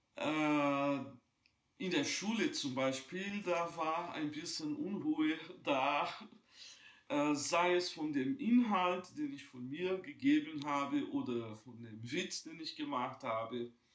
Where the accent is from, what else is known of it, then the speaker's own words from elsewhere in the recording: Juiz de Fora, Minas Gerais, Brazil; moved away; ich bin in Brasilien geboren, in einer damals ganz kleinen Stadt, Juiz de Fora.